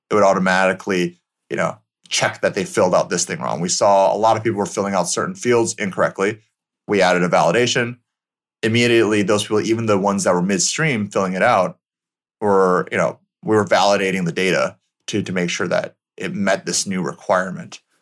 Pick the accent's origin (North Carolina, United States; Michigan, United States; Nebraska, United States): Michigan, United States; moved away; I grew up in Michigan, so middle of America